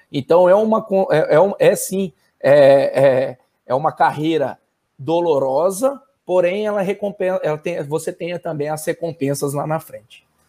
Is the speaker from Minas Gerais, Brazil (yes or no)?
yes; Pouso Alegre, Minas Gerais, Brazil; eu fiz educação física lá na minha cidade natal, que é Pouso Alegre